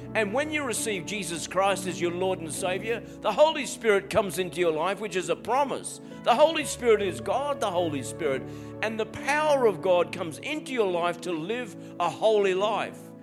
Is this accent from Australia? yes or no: yes; Australia; Being an Aussie